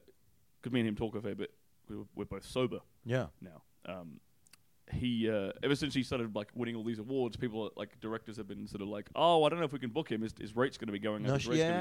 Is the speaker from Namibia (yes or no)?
no; Perth, Western Australia, Australia; accent: Australian; moved away as an adult; also born or lived in Melbourne / England / Budapest; now in United States; I moved to Melbourne. I'm from Perth, which is the west coast of Australia.